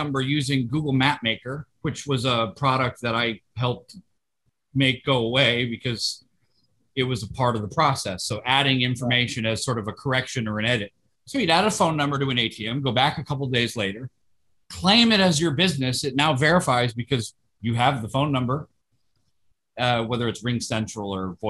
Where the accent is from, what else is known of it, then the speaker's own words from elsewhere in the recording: Tokyo, Japan; I grew up in Tokyo, and you have to have your alien registration card on you at all times.